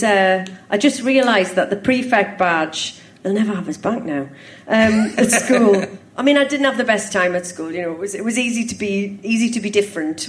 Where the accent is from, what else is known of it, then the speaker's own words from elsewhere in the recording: Sunderland, North East England, United Kingdom; Grew up opposite Barnes Park